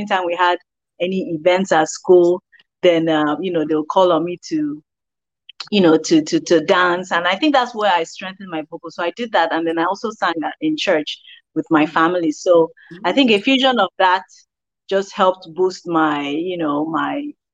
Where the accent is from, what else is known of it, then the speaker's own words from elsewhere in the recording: Lagos, Nigeria; moved away as an adult; also born or lived in Toronto, Canada / Ilorin, Nigeria; now in Washington, D.C., United States; I am Nigerian, definitely. Born in Canada and, you know, raised in Lagos City